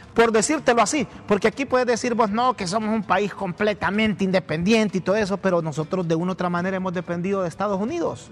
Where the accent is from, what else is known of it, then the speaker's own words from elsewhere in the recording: Teupasenti, El Paraíso, Honduras; now in Tegucigalpa, Honduras; en mi pueblo, allá en el Paraíso, en Tiupacente